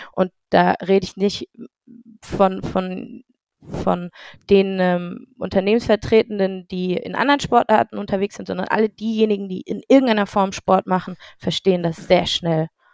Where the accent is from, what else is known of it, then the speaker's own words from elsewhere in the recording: Heidelberg, Baden-Württemberg, Germany; Ich bin ein Heidelberger Urgewächs ähm, aus der kleinen, aber feinen Akademikerstadt